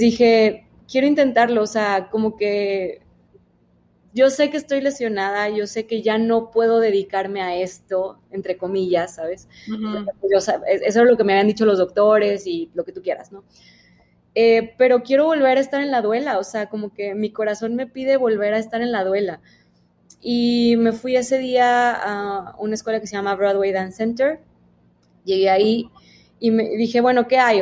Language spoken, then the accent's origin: Spanish; Monterrey, Nuevo León, Mexico; nací en Monterrey, este, y toda la vida he vivido aquí